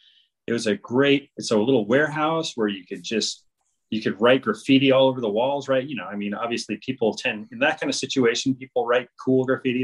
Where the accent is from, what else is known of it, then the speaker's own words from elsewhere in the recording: Berkeley, California, United States; I grew up in the Berkeley, Oakland area, and I went to Cal Berkeley